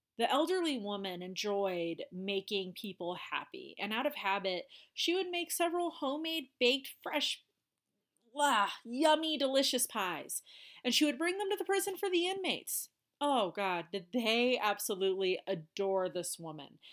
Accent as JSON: {"language": "English", "region": "Colorado", "country": "United States", "said": "my home state, Colorado."}